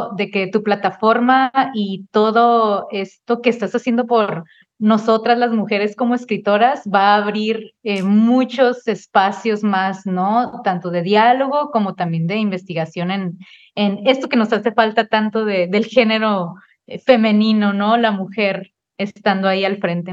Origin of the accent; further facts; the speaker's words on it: Tijuana, Baja California, Mexico; nací aquí en la ciudad de Tijuana